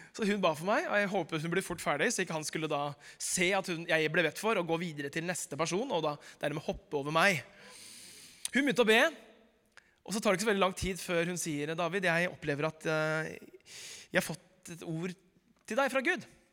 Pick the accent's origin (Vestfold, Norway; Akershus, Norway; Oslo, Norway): Oslo, Norway; Da jeg vokste opp i Groruddalen på 90-tallet